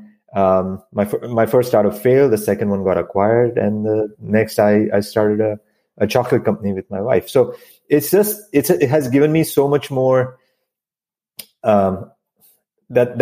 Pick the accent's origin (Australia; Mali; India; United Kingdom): India; moved away as an adult; now in United States; I moved to this country from India. And so I grew up in a very small town